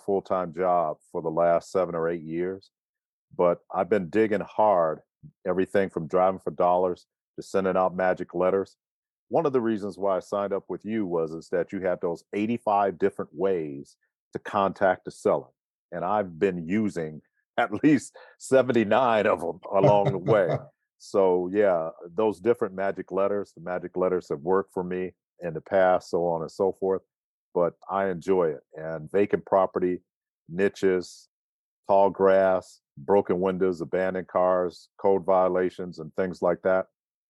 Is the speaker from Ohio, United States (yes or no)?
yes; Cleveland, Ohio, United States; also born or lived in New York / Charlottesville; now in High Point, United States; Cleveland, Ohio, New York, Charlottesville, Virginia, and now High Point, North Carolina. Been here for the last 22 years.